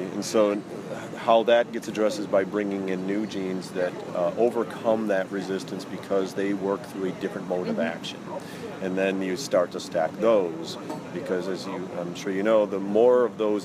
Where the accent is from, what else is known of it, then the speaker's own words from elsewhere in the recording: Iowa, United States; I'm a Midwesterner. I'm from Iowa, although I'm not from a farm background